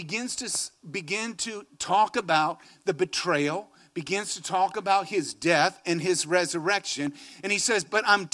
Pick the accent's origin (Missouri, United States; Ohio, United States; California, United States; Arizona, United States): Arizona, United States; Phoenix; I come from Phoenix, Arizona. Maybe rains 5 days a year